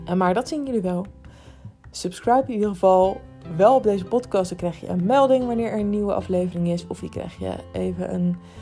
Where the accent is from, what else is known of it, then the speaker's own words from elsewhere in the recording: Rotterdam, South Holland, Netherlands; moved away; Het is de stad waar ik vandaan kom.